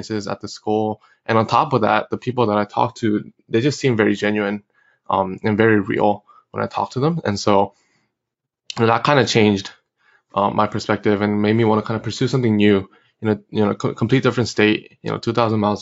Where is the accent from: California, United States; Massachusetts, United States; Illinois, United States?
California, United States; moved away as an adult; also born or lived in Korea / Los Angeles / Emory University (Georgia); I was actually born in Korea, and I came over to the States when I was 8 years old. And I grew up in California, you know, in all middle school, high school